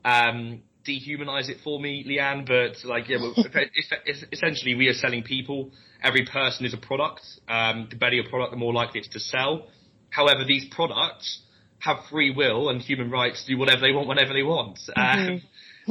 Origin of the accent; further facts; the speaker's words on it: London, United Kingdom; moved away as an adult; now in Leeds, United Kingdom; I'm from London originally. Um, I went to, to Leeds University